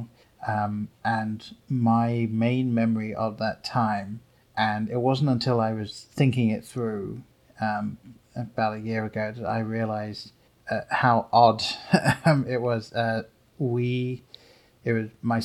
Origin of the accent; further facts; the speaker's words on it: England, United Kingdom; Growing up in England